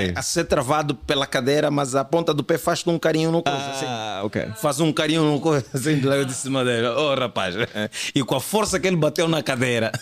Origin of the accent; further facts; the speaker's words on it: Angola; somos atores, mas também, mas a nossa cena é mesmo é humor, sou, sou humorista, humorista angolano